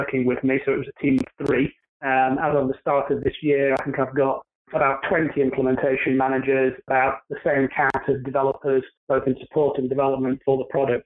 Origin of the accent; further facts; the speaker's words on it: United Kingdom; moved away as an adult; now in United States; From my accent, you can tell that I'm not from around the New York or New Jersey area. I'm originally from the UK